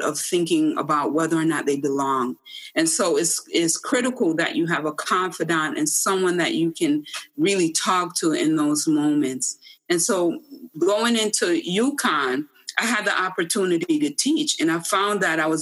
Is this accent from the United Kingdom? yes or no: no; Jamaica; now in United States; I came from Jamaica, the rural part of Jamaica